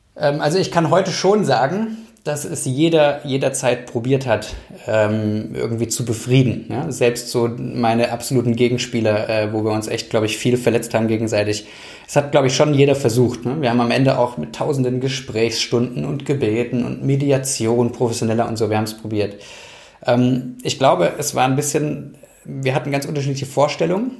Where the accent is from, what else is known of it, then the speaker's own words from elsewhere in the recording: Germany; eigentlich will ich doch da wirken, wo ich herkomme. Und dann mussten wir zum Leidwesen meiner Frau zurück